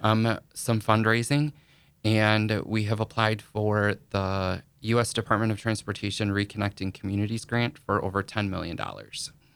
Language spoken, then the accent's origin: English; Rockland, Wisconsin, United States; I was actually born and raised in the La Crosse, Wisconsin area